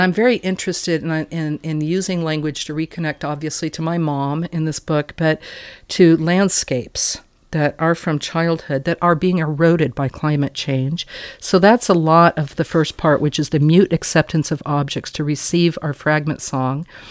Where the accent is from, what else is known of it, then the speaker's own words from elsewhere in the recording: Wyoming, United States; also born or lived in Texas; I was born in Texas and I was brought up in Wyoming